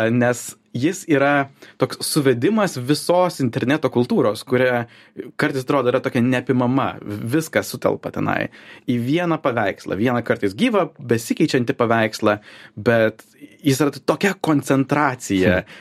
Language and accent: Lithuanian; Lithuania; Aš esu lietuvis